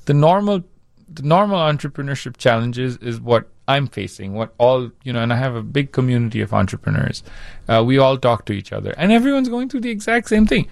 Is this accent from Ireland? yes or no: no; India; now in Chicago, United States; growing up in India